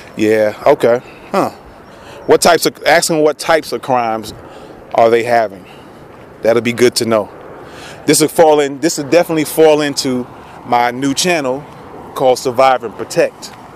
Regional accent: New York City, New York, United States; also born or lived in Queens, New York; now in Tennessee, United States; That's where I grew up in the Bronx

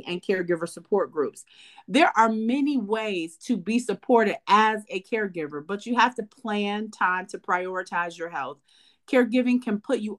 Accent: Detroit, Michigan, United States; I was from Detroit

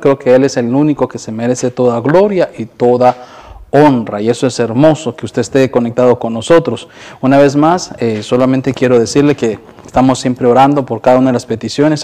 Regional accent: Honduras; moved away; nosotros que somos de Honduras

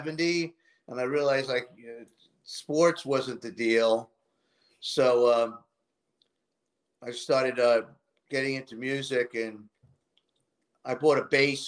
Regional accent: New York City, New York, United States; I grew up in Queens

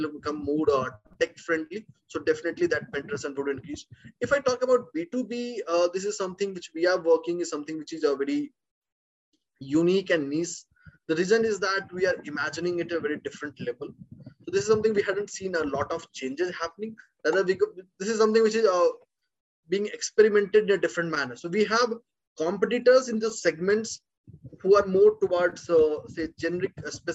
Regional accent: India; being an Indian background

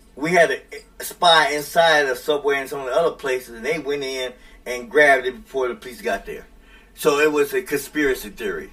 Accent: United States; I don't have a problem being an American in this country

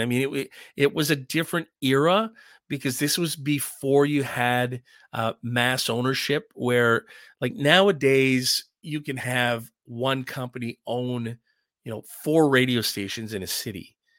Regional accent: Ottawa, Ontario, Canada; growing up in Ottawa

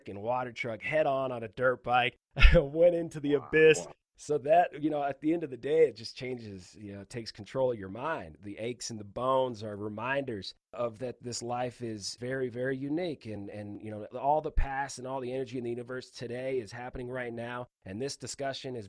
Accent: Palmdale, California, United States; also born or lived in Ventura, California; I grew up, born in Ventura, California. So from the beach, grew up in Palmdale, California, turned into a high desert rat

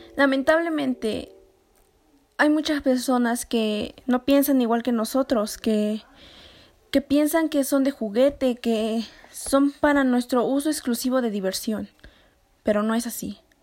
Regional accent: Mexico; nosotros como mexicanos

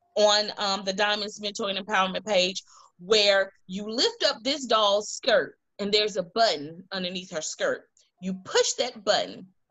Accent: Montgomery, Alabama, United States; I'm from Montgomery.

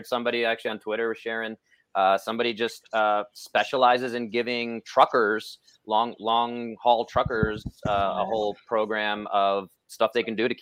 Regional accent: New York, United States; I'm a New Yorker. I'm loud and I'm brash.

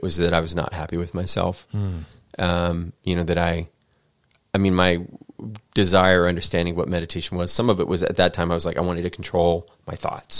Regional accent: Annapolis, Maryland, United States; I mean, I did, you know, growing up in Annapolis, Maryland, Annapolis, like Baltimore, I believe is, or at least was back in the day, a majority African American city.

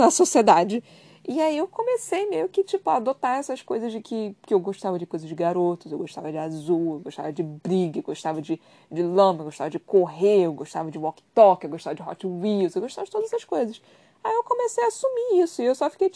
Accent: Brazil; eu sou brasileira

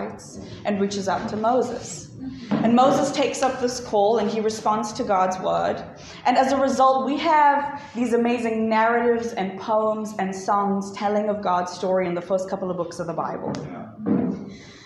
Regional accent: Johannesburg, Gauteng, South Africa; I'm from Joburg

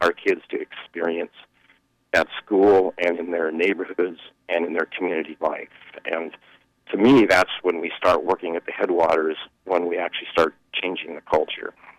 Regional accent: Seattle, Washington, United States; I grew up in Seattle

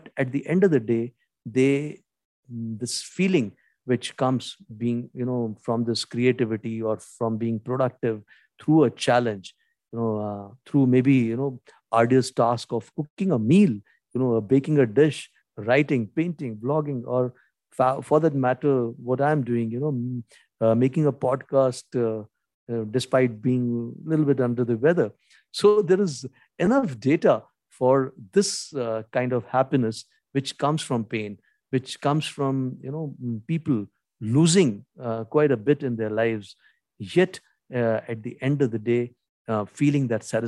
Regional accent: India; first language Hindi; English is a second language; make these videos in the Indian national language or my mother tongue, which is Hindi.

